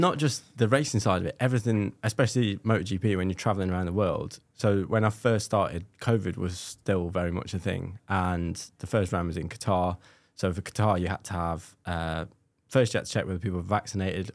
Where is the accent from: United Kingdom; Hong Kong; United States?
United Kingdom; Scotland; being Scottish